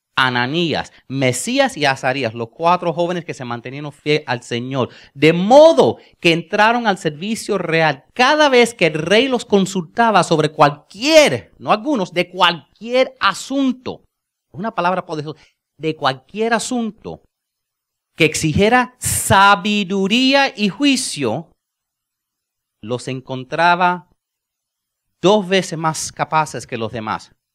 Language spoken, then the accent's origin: Spanish; United States; Spanish is a second language; yo soy gringo